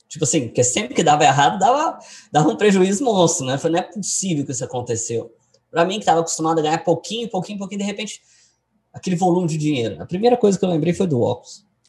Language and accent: Portuguese; Goiânia, Goiás, Brazil; Eu sou de Goiânia